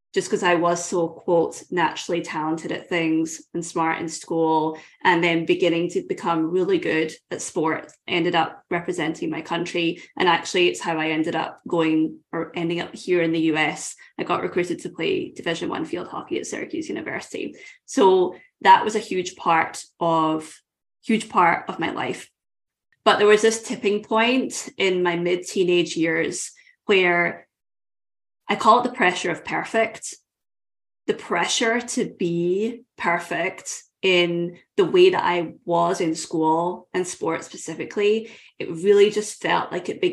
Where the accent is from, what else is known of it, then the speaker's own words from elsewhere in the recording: Scotland, United Kingdom; I grew up in Scotland